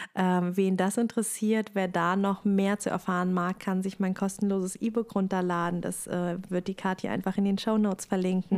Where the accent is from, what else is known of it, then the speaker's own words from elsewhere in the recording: Germany; bei uns in Deutschland